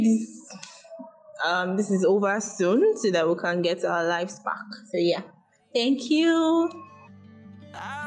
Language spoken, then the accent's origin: English; Edo, Nigeria; I am from Edo State.